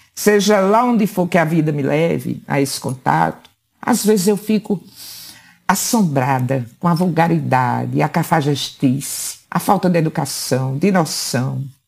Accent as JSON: {"language": "Portuguese", "region": "Paraíba", "country": "Brazil", "said": "Apenas como paraibana"}